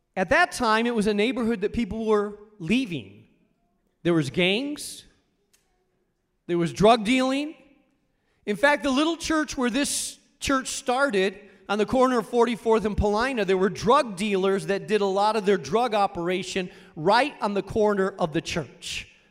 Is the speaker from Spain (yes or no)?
yes; Rubena, Castile and León, Spain; moved away; I grew up in Spain, in a small town in northern Spain called Rubena.